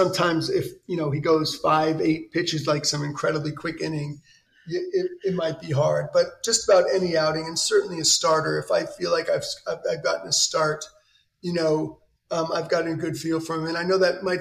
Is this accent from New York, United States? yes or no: yes; New York City, New York, United States; I grew up in New York City